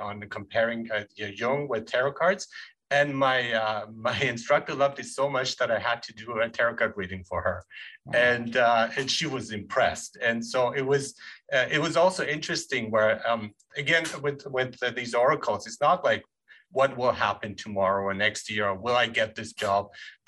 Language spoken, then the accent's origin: English; Germany; moved away; I grew up in Germany